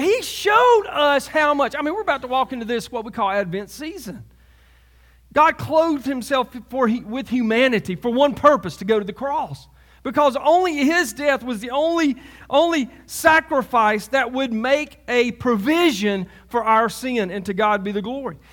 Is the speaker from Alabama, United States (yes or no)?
yes; Alabama, United States; also born or lived in Selma, Alabama; I'm from Alabama